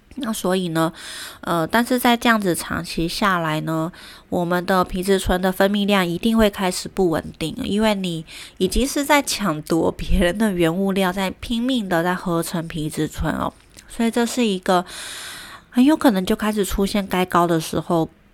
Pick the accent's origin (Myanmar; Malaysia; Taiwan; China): Taiwan; moved away; also born or lived in Germany; 我刚回来台湾工作